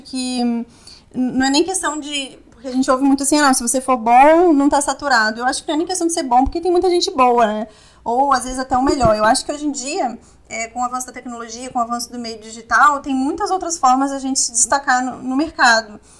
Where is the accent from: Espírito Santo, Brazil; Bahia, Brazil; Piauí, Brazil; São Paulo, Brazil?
Espírito Santo, Brazil; Vitória; moved away as an adult; now in Rio de Janeiro, Brazil; eu sou de Vitória, né, Espírito Santo, e eu pretendo voltar para lá, sim